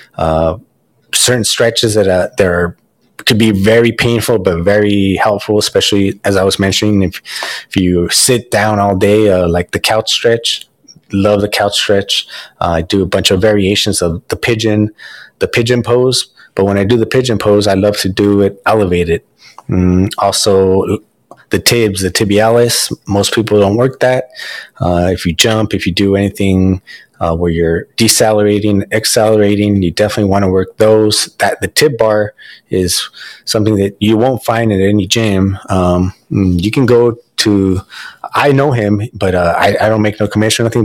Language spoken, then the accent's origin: English; United States; now in Los Angeles, United States; I'm Mexican American